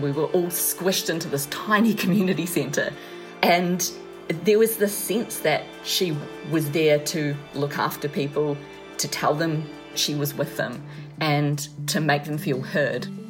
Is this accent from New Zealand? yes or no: yes; New Zealand; as a New Zealander from New Zealand